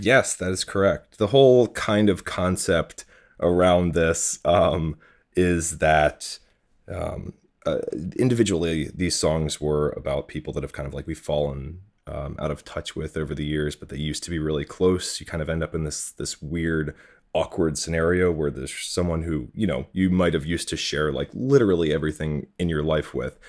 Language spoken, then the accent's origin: English; Hockessin, Delaware, United States; now in New York City, United States; I grew up in Hokessen, which is right outside of, uh, Wilmington.